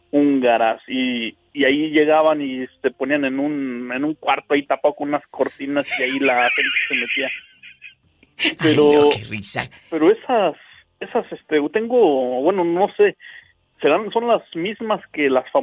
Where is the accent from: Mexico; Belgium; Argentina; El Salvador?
Mexico; Guanajuato; soy de, más o menos del centro de, México, soy del meritito Guanajuato